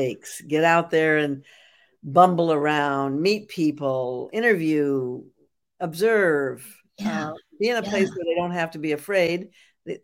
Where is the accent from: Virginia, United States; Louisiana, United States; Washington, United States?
Washington, United States; Walla Walla; also born or lived in Seattle; growing up in Walla Walla, Washington